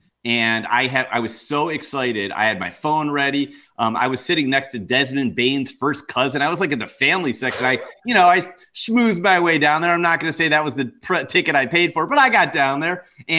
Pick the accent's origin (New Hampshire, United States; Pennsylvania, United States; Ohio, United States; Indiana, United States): Ohio, United States; Cleveland; I came into Cleveland, my hometown, so I'm from Cleveland